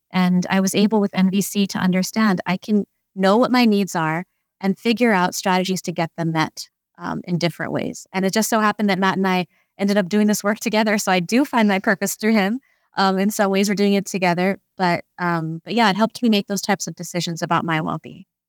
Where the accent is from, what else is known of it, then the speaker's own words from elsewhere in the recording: India; growing up as an Indian, a young Indian woman, um, raised by kind of an Indian society.